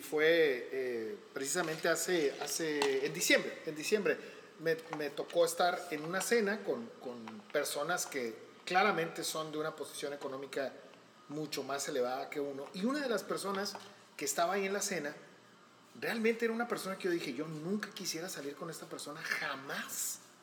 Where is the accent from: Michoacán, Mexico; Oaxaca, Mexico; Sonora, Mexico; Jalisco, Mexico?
Sonora, Mexico; Hermosillo; yo soy de aquí de Hermosillo